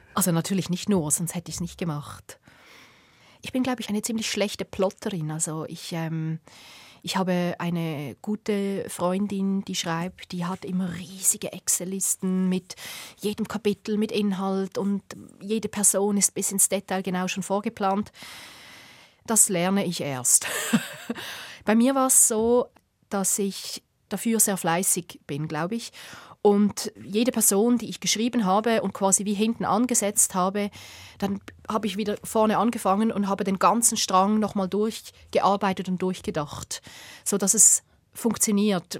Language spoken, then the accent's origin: German; Bubendorf, Basel-Landschaft, Switzerland; ich bin in diesem Bubendorf aufgewachsen